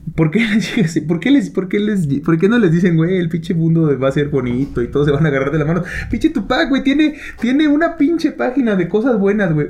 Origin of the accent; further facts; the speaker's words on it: Toluca, State of Mexico, Mexico; por algo nacimos aquí, güey. Por algo nacimos en Toluca